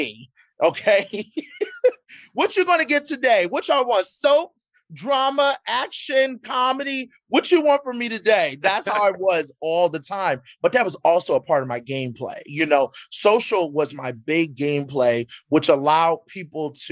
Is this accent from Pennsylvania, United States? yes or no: yes; Philadelphia, Pennsylvania, United States; I'm from Philly